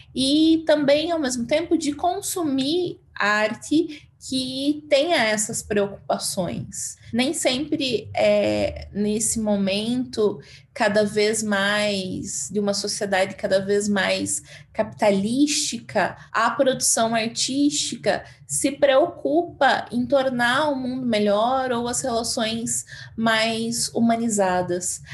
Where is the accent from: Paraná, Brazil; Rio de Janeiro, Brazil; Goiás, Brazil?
Paraná, Brazil; Castro; moved away as an adult; also born or lived in Ponta Grossa, Brazil; now in Cuiabá, Brazil; Eu sou de Castro, que é uma cidade pequenininha no Paraná, mas já morava em Ponta Grossa